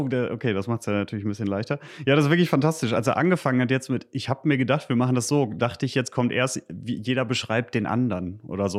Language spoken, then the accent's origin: German; Gütersloh, North Rhine-Westphalia, Germany; moved away as an adult; now in Paderborn, Germany; Bin eigentlich aus Gütersloh, aber das ist ja quasi um die Ecke, also Westfale